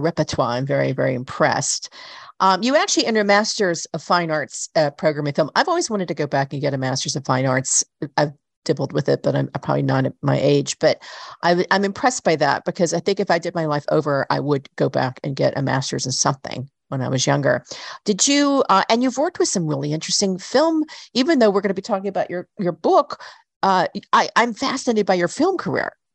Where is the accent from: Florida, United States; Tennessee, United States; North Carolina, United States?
Tennessee, United States; Chattanooga; I grew up in Chattanooga, Tennessee